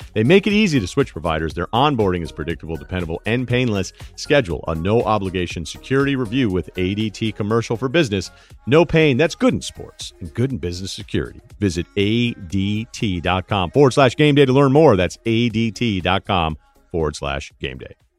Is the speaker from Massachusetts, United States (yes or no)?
yes; Martha's Vineyard, Massachusetts, United States; born or raised there; also born or lived in Hartford, Connecticut